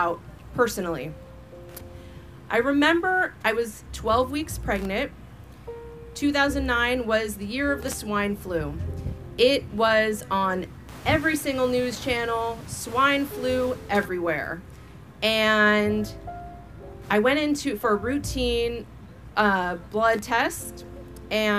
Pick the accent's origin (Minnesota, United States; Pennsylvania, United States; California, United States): California, United States; I'm from California, where we have the strictest vaccine laws in the nation